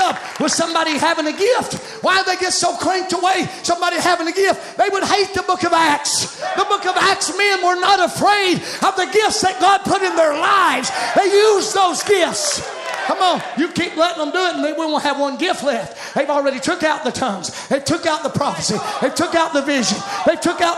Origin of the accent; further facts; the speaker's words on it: United States; I'm an American. I'm an American.